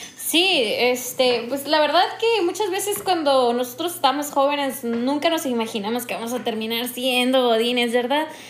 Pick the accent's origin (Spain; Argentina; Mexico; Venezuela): Mexico; northern Mexico; accent: norteña; soy más norteña que nada